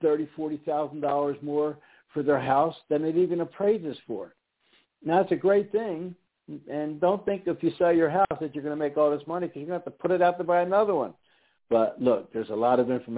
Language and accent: English; Philadelphia, Pennsylvania, United States; now in Houston, United States; I'm originally from Philadelphia area on the East Coast